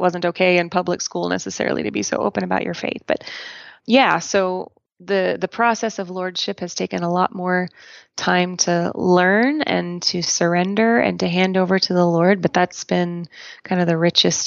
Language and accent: English; Portland, Oregon, United States; now in Colorado, United States; I am an Oregonian, proud of it, born and raised in Portland, Oregon